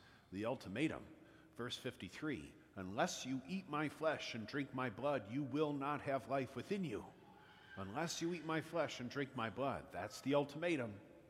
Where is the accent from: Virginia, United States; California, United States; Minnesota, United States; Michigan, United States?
Michigan, United States; Flint; now in Queens, United States; my hometown of Flint